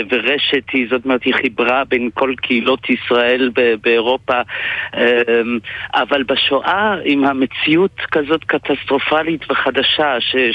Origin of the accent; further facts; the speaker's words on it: Belgium; now in Israel; אני סטודנט אה, ב- בישראל כבר הרבה שנים, הגעתי מבלגיה, יודע יידיש